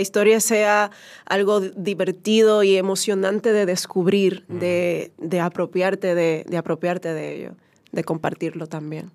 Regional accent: San Juan de la Maguana, San Juan, Dominican Republic; also born or lived in Comendador, Elías Piña; Eh, crecí en San Juan de la Maguana

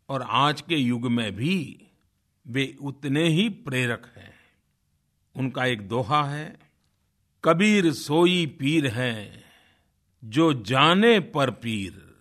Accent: Tadwa, Uttar Pradesh, India; मगहर के बगल में एक छोटे से गांव टड़वा जो गोरखपुर में है वहाँ का रहने वाला हूँ

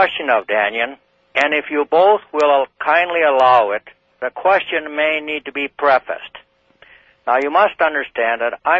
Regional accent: northeastern Minnesota, United States; I was born deep in the wilderness near the Canadian border in the Superior National Forest of northeastern Minnesota.

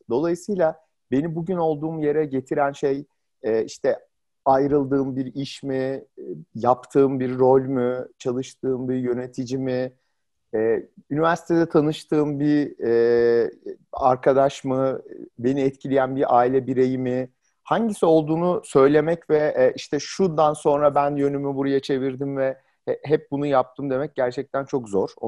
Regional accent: Ankara, Turkey; E, Ankaralıyım. E, bütün üniversite ve lise hayatım e, Ankara'da geçti.

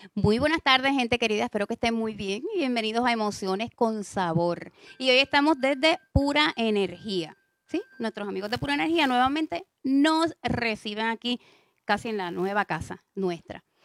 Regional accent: San Juan, Puerto Rico; yo soy de San Juan también

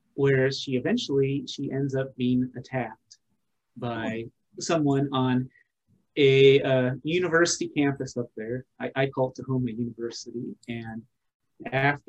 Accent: Pacific Northwest, United States; I'm from the Pacific Northwest.

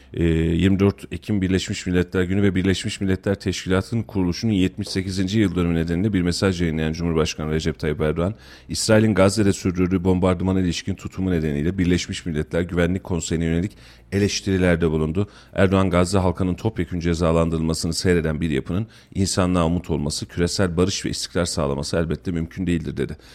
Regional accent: Kayseri Province, Turkey; biz burada Kayseriliyiz

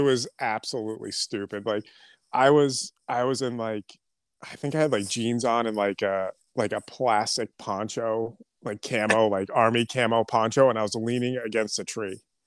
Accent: New England, United States; also born or lived in Southern New Hampshire; I, uh, live in Southern New Hampshire, um, born and raised in New England

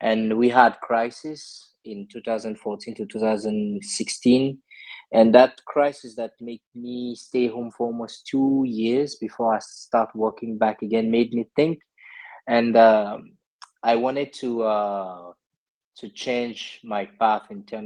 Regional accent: Gabon; moved away as an adult; also born or lived in Togo; now in France; So originally I was born in West Africa, in Togo, and I moved to Gabon when I was very young to join my dad. Then I made all my education in Gabon

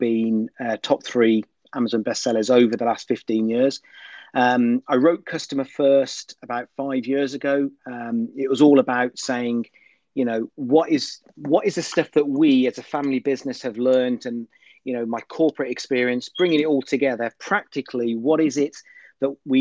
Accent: Birmingham, West Midlands, United Kingdom; I come from Birmingham, England

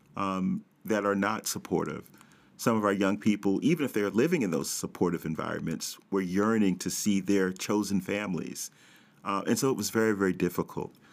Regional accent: New York City, New York, United States; I'm born and raised in Brooklyn

